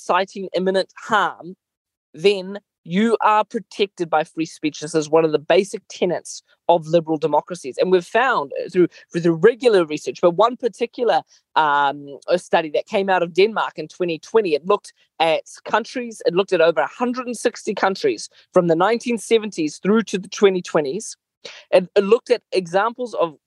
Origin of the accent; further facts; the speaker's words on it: Mozambique; moved away; I grew up in Mozambique